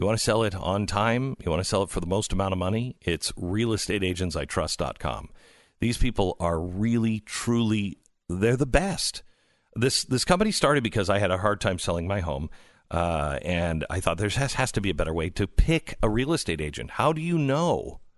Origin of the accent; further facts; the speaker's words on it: Pacific Northwest, United States; I grew up in the Pacific Northwest. It gets weird.